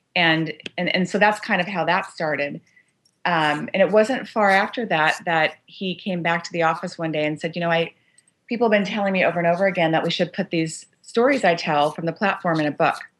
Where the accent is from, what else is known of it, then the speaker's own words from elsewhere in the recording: Los Angeles, California, United States; growing up in Los Angeles, born and raised